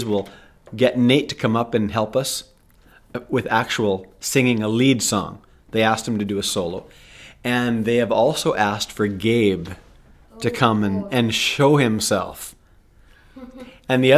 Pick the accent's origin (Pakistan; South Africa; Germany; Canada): Canada; now in United States; I'm from Canada, and I've never been to school in the States.